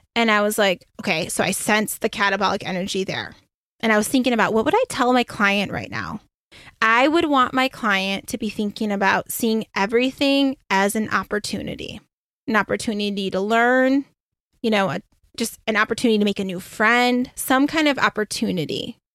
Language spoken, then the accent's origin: English; Michigan, United States; moved away; also born or lived in Beaufort, South Carolina; I'm originally from Michigan.